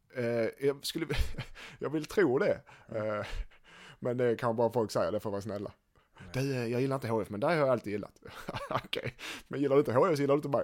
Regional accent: Helsingborg, Skåne, Sweden; som helsingborgare

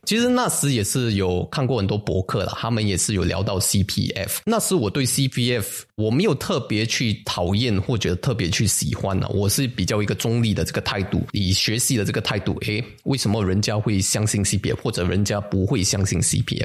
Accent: Singapore; 我们新加坡人

